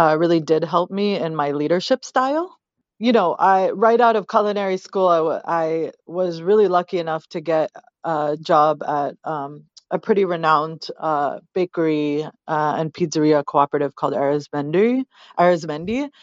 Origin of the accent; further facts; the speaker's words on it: United States; I was a kid from America, and I didn't have the memories in that homeland that my parents did